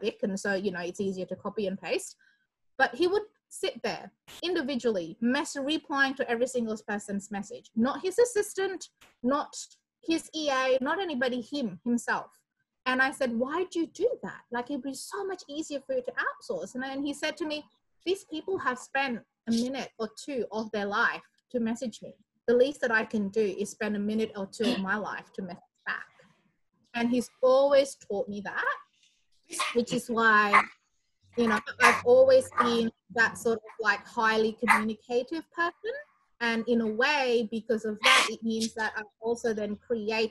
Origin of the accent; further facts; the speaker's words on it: Indonesia; moved away as an adult; now in Australia; I'm from Indonesia originally, and I came to Australia in 2002 to do my bachelor degree